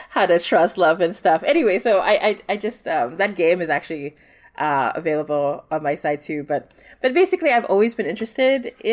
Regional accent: Singapore; so I grew up in Singapore and like our horror stories in Singapore.

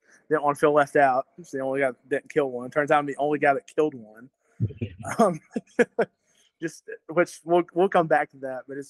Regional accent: Southern Tennessee, United States; I'm from Southern Tennessee. I was born and raised here. I mean, I've moved 30 miles from where I grew up, maybe. Still hunt there.

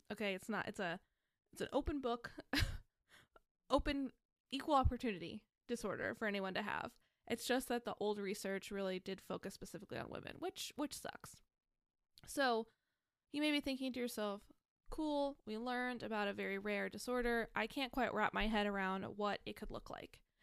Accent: United States; growing up in America

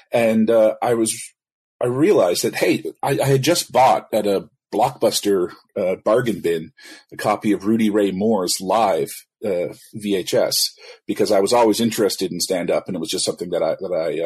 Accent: Ottawa, Ontario, Canada; I'm Canadian. I was born in Ottawa

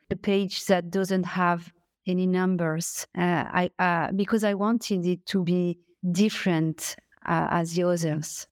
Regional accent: France; accent: French; English is a second language; my French accent

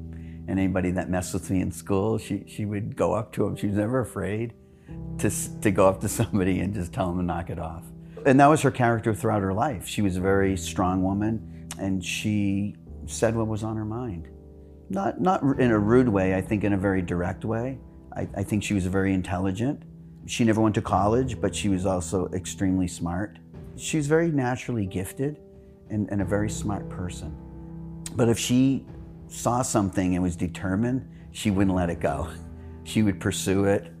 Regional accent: Manchester, New Hampshire, United States; now in Arizona, United States; I'm Carolyn's twin and brother. We grew up together in Manchester, New Hampshire.

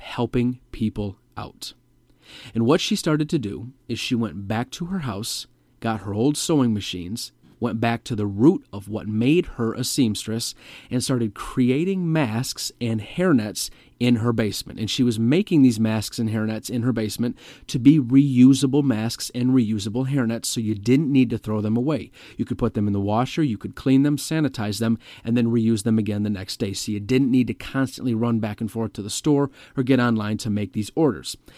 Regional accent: Metro Detroit, Michigan, United States; my home state of Michigan, more specifically the Metro Detroit area

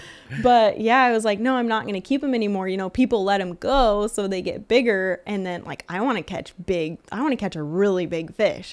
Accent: Lake Isabella, California, United States; born and raised in Lake Isabella.

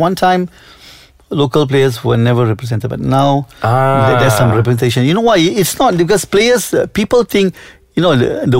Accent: Selangor, Malaysia; I was born in Selangor

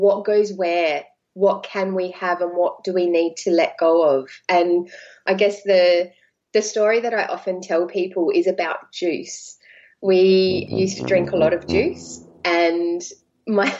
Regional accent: Adelaide, South Australia, Australia; there are only 1.4 million in Adelaide, where I'm from

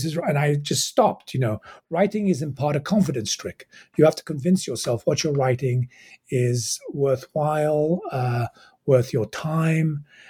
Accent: England, United Kingdom; also born or lived in Egypt; I was raised in England. I was born in Egypt, raised in England. I did go back to Cairo to do my undergraduate degrees.

